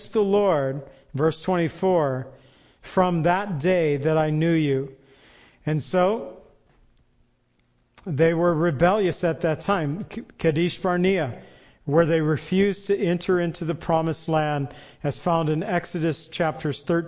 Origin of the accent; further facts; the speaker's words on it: United States; we're from the United States